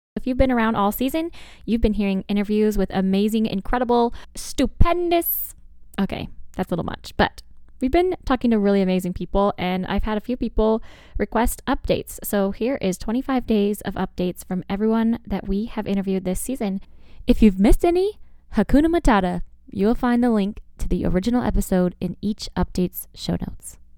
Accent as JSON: {"language": "English", "region": "Arizona", "country": "United States", "said": "I'm from Arizona"}